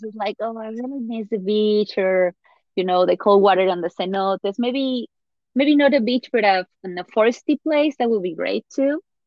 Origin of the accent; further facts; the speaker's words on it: Puebla, Mexico; moved away; my hometown Puebla